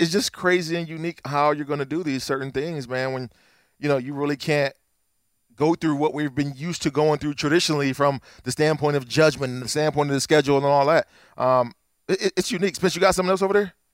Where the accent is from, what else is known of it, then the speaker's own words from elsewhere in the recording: Akron, Ohio, United States; I'm from Akron